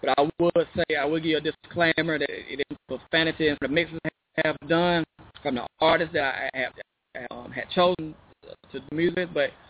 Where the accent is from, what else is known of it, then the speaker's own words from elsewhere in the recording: Chicago, Illinois, United States; born there; I was born in Chicago.